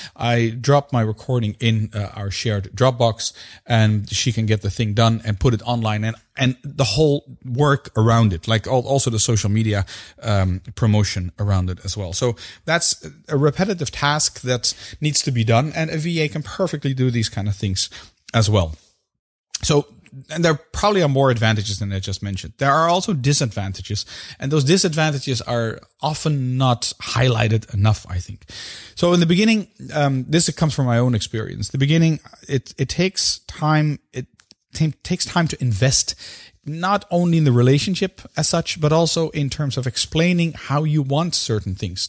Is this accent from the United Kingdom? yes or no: no; Belgium; In my home country, where I currently live, which is Belgium